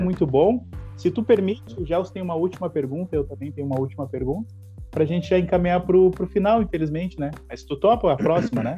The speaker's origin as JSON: {"language": "Portuguese", "region": "Rio Grande do Sul", "country": "Brazil", "said": "eu fui em lugares fora do Rio Grande do Sul e eu falei, eu sou gaúcho"}